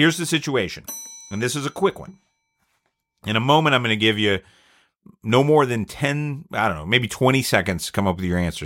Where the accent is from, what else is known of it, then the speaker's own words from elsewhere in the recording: Atlanta, Georgia, United States; I'm at Georgia Tech, which is, we're from Atlanta